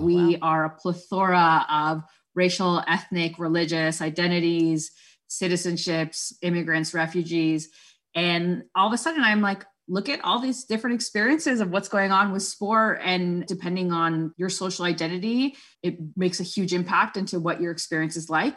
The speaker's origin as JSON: {"language": "English", "town": "Toronto", "region": "Ontario", "country": "Canada", "tie": "born or raised there", "first_language": "Spanish", "second_language": "English", "said": "I was born and raised in Scarborough, which is a borough of Toronto in Ontario"}